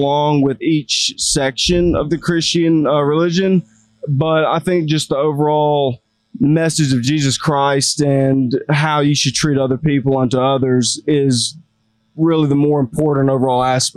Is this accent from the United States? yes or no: yes; Macon, Georgia, United States; we grew up in Macon, so we were always a little social butterfly down there, that Southern hospitality